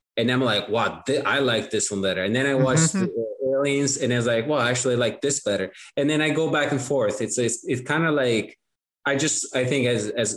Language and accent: English; Italy; English is a second language; moved away; born and raised in Italy, I watched it in Italian